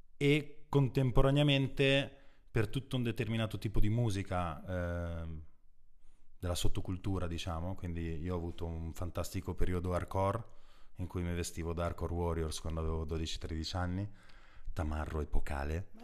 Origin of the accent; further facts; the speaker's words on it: Brugherio, Lombardy, Italy; io stesso sono nato in provincia, a Brugherio in particolare, che è appena fuori Milano